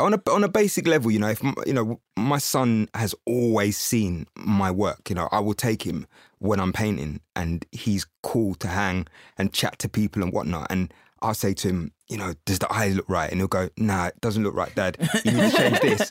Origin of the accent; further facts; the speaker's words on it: Windsor, South East England, United Kingdom; I was brought up in Windsor